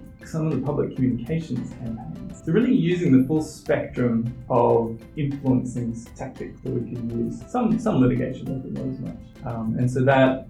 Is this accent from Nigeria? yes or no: no; Australia; moved away; I'm originally from Australia